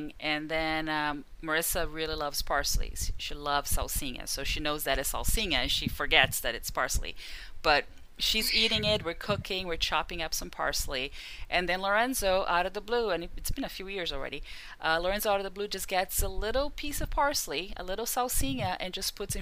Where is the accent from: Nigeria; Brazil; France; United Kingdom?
Brazil; first language Portuguese; English is a second language; moved away; My mother tongue is Portuguese because I was born in Brazil